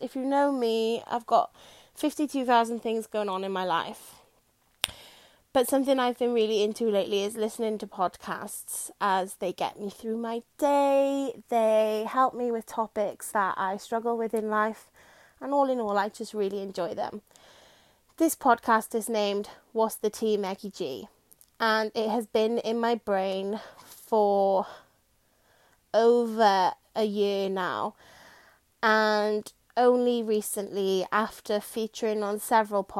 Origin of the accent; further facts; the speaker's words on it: South Wales, United Kingdom; accent: Welsh; I'm from South Wales, so I say what's for tea instead of what's for dinner